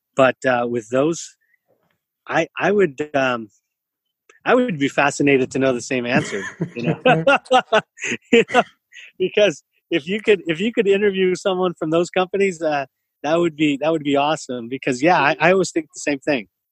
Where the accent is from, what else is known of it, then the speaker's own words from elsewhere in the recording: San Jose, California, United States; now in Santa Clara, United States; I grew up in East San Jose. Today I live in Santa Clara